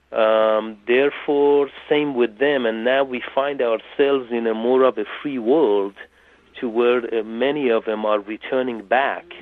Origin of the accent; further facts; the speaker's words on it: England, United Kingdom; moved away as an adult; also born or lived in Tehran, Iran; now in California, United States; I lived in England till I was 22